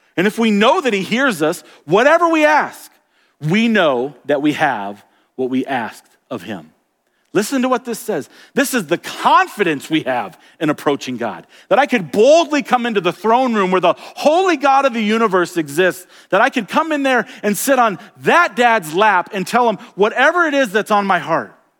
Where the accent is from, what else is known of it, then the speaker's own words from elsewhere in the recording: Florida, United States; also born or lived in Colorado; now in Montana, United States; I grew up in Florida where it's very, very flat.